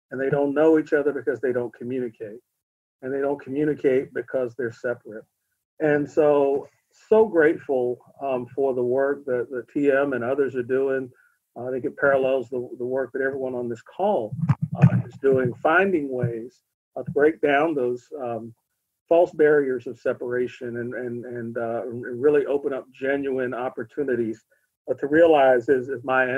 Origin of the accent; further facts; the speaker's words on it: Western Pennsylvania, United States; also born or lived in Beaver Falls, Pennsylvania; I'm from Pennsylvania. I'm born and raised in Western Pennsylvania